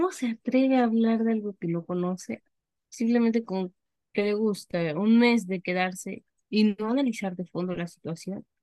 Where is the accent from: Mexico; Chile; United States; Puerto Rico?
Mexico; por supuesto que a mí como ciudadano mexicano